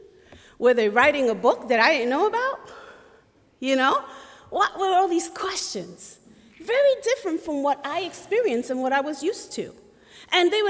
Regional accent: New York, United States; moved away as an adult; now in Goshen, United States; I am from Brooklyn, New York, raised in Puerto Rican culture

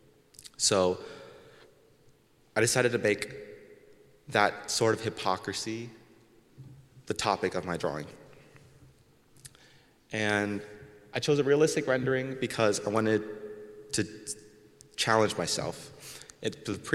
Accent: Goshen, Indiana, United States; I was born here in Goshen

